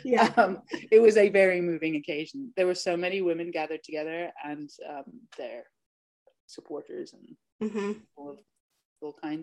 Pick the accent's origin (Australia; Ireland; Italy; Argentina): Ireland; now in Fort Bragg, United States; I'm from Ireland. Originally